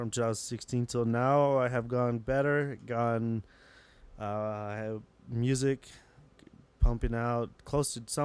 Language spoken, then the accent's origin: English; Salt Lake City, Utah, United States; I'm a guy from Salt Lake City, Utah